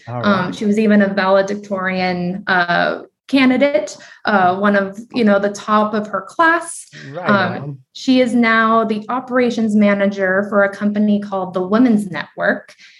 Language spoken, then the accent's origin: English; Burbank, California, United States; So I am from Burbank, California. If you don't know where it is, it's in Southern California. It's essentially Hollywood. When I describe Burbank, I say that it is the backlot town of all the major studios.